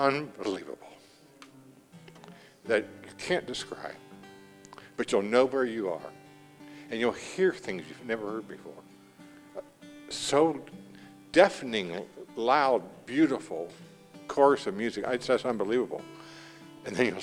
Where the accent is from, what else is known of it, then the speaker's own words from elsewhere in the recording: Indiana, United States; we're from Indiana. I'm from Indiana